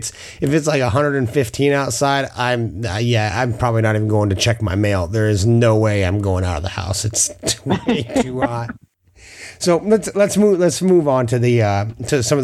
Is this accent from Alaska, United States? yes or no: yes; Alaska, United States; also born or lived in Southern Idaho; now in Idaho, United States; I'm actually from Alaska